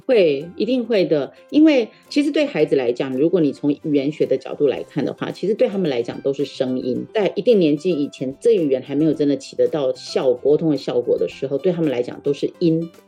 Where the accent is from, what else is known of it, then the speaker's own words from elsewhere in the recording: southern Taiwan, Taiwan; first language Taiwanese Hokkien; Chinese is a second language; 像我自己的第一语言其实是台语，我在七岁以前大概只讲台语，因为我们家在南部嘛，那爷爷奶奶还有爸爸妈妈都讲台语